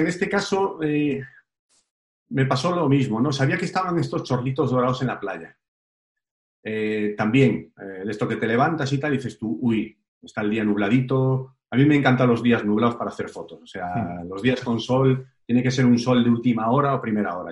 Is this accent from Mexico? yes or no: no; Galicia, Spain; yo soy gallego